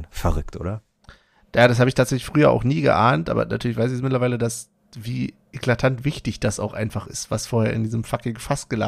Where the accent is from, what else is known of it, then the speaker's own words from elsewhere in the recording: Berlin, Germany; du bist aus Frankfurt, du, ich bin Berliner, Unioner.